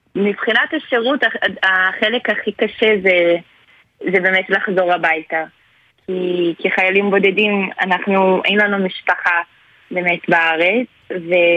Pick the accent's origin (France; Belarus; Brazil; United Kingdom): Brazil; Angra dos Reis, Rio de Janeiro; Hebrew is a second language; moved away as an adult; now in Israel; מברזיל, אני גדלתי במקום שקוראים לו אנגלה שזה עיר קרוב לריו